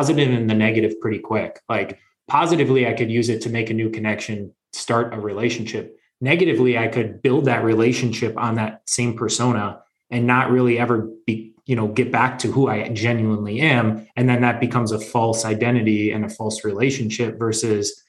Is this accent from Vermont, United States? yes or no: no; Wisconsin, United States; I grew up in Wisconsin.